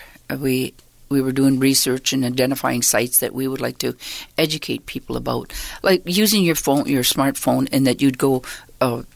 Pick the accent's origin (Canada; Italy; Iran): Canada; Six Nations, Ontario; I was born and raised on Six Nations.